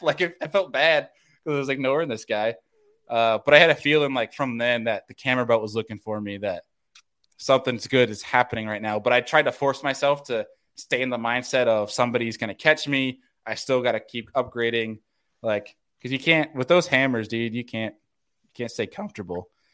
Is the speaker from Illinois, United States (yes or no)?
no; New Yorker, United States; moved away; being the New Yorker